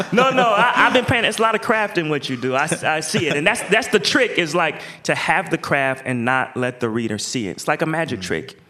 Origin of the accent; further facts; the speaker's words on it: Portland, Oregon, United States; I'm from Portland.